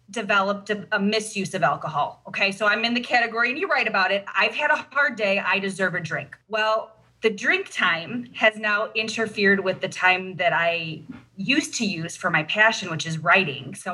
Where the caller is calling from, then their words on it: Racine, Wisconsin, United States; Right now, I'm in Racine, Wisconsin. I'm at work. I'm a pediatrician, um, but I live in Gurnee, Illinois.